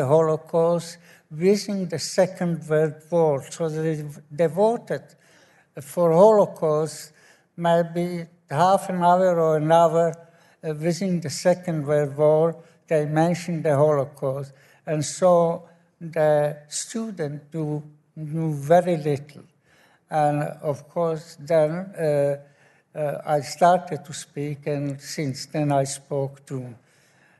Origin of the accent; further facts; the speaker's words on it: Slovakia; moved away as an adult; now in Ireland; I was born in Slovakia